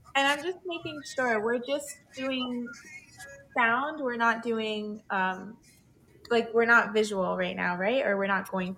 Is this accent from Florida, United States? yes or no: yes; South Florida, United States; I was born here in South Florida. I'm 28 years old. Um, I grew up down here